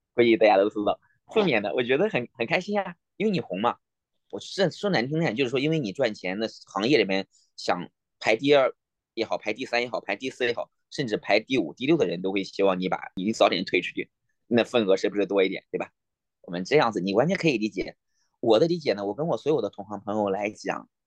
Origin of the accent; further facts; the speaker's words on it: Nanyang, Henan, China; moved away as an adult; now in Alaska, United States; 我老家是河南南阳